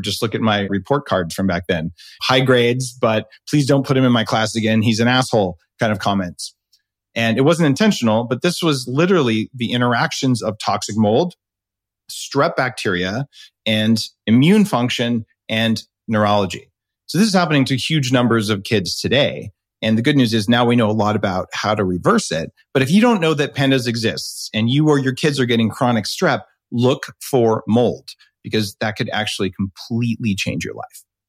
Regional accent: New Mexico, United States; where I grew up in New Mexico

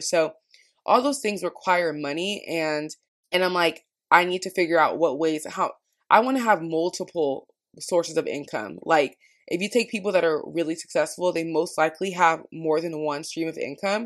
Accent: Washington, United States; now in California, United States; growing up in Washington

